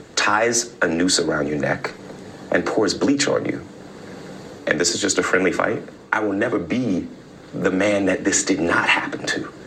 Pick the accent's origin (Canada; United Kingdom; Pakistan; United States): United States; Texas; I'm a Texan